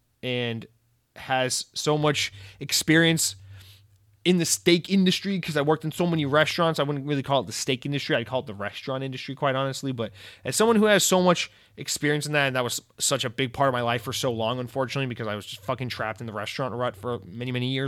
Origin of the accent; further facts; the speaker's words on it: the South, United States; I'm a Southerner. I should be more into barbecue.